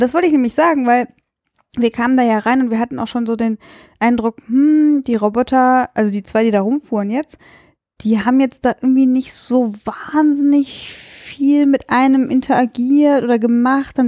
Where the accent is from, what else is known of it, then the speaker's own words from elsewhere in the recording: Cologne, North Rhine-Westphalia, Germany; ich bin Europäerin oder ich komme halt aus Köln